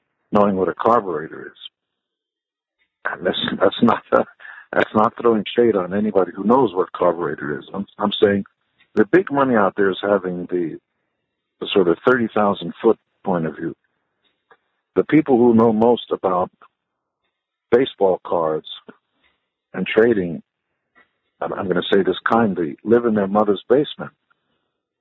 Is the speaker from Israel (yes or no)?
yes; Israel; also born or lived in Canada; now in United States; I'm from Israel